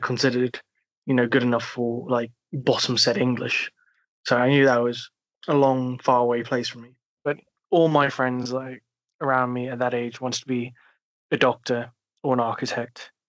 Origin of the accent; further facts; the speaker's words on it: South Africa; moved away; also born or lived in United Kingdom; I grew up in South Africa. Well, I did majority of my primary schooling in Southern Africa